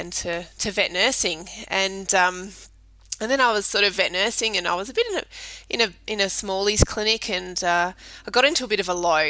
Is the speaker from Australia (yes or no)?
yes; Perth, Western Australia, Australia; moved away as an adult; now in Adelaide, Australia; originally from Perth in the hills. Grew up there, but we moved here